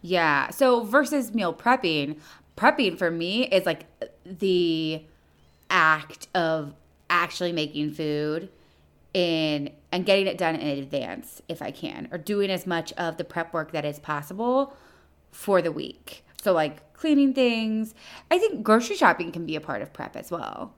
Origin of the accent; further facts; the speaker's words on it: United States; also born or lived in Toronto, Canada; I'm such an American